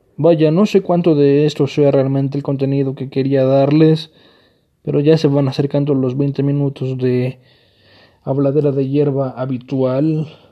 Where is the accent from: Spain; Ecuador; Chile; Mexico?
Mexico; en mi país, México